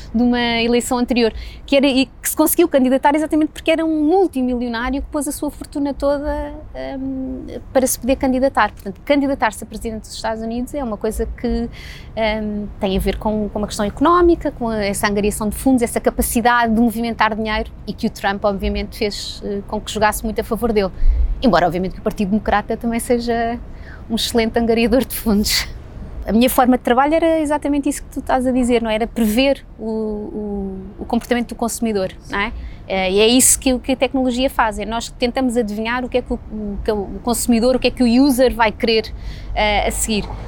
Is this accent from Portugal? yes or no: yes; Portugal; also born or lived in United States; somos portugueses